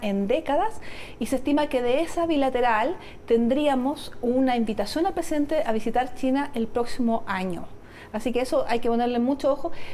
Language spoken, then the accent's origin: Spanish; Chile; sí tenemos conciencia de que somos un país latinoamericano